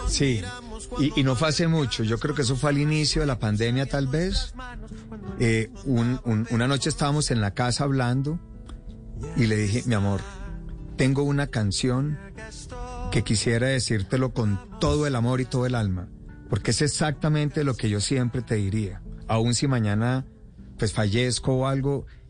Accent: Pensilvania, Caldas, Colombia; concejal de mi pueblo Pensilvania

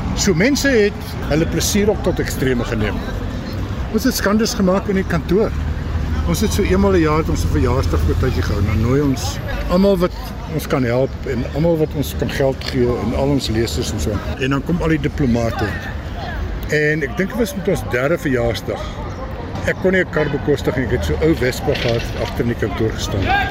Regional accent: Kroonstad, Free State, South Africa; moved away; Ek kon nie teruggaan na my geboortedorp toe vir jare nie

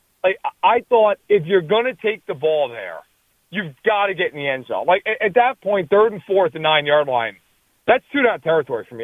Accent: East Coast, United States; I'm from the East Coast

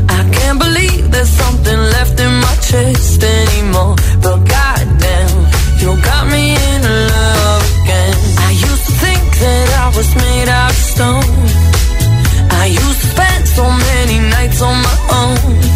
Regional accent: Alcoy, Valencian Community, Spain; de Alcoy.

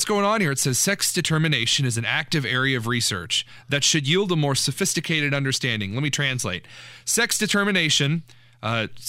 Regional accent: New Castle, Indiana, United States; I grew up near Newcastle, Indiana. I went to Los Amigos in Newcastle for 18 years of my life

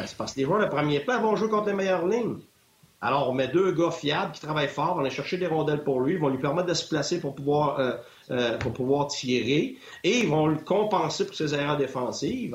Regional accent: Quebec, Canada; moved away as an adult; je viens du Québec

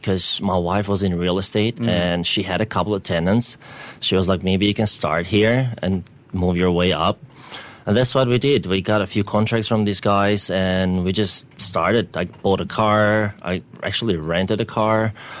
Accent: Albania; moved away as an adult; now in Singapore; Like, I'm from Albania

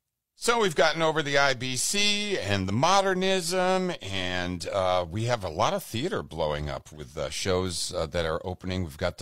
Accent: Boston, Massachusetts, United States; moved away; I'm a homo from Boston who's afraid of horses.

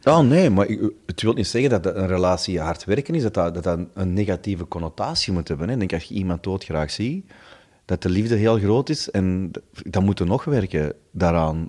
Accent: Stabroek, Flanders, Belgium; bij ons in Stabroek, hadden ze een, een groot warenhuis

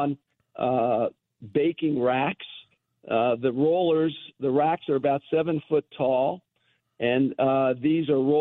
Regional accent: United States; As an American

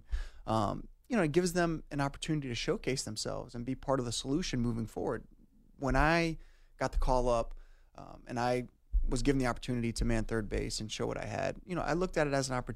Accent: Norfolk, Virginia, United States; I got called up to AAA, which was my hometown

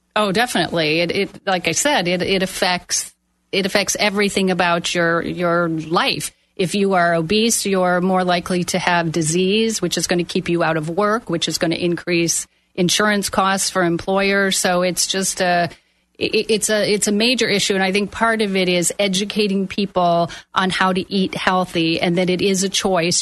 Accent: Milwaukee, Wisconsin, United States; moved away as an adult; I am from Milwaukee, Wisconsin. I moved down here over 30 years ago

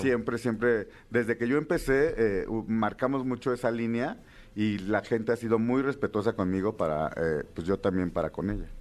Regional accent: Villa de Etla, Oaxaca, Mexico; Soy orgullosamente de la villa de Etla, Oaxaca, cuna del quesillo.

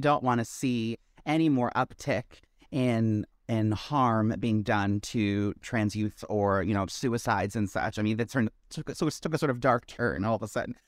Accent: Maryland, United States; now in New York, United States; I originated in Maryland.

